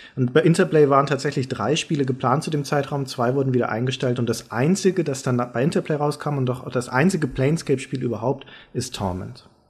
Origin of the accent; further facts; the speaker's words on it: Germany; als Deutscher